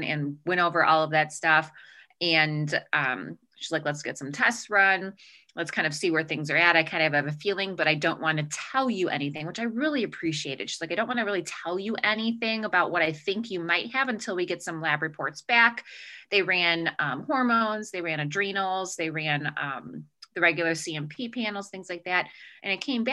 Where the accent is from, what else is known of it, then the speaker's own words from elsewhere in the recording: Chicago, Illinois, United States; accent: Chicago; now in Arizona, United States; I grew up in Chicago. You'll start to hear the Chicago accent come out.